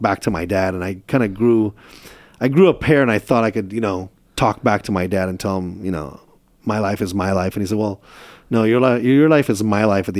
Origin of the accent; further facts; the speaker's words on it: Chula Vista, California, United States; also born or lived in Istanbul, Turkey; I grew up in Chula Vista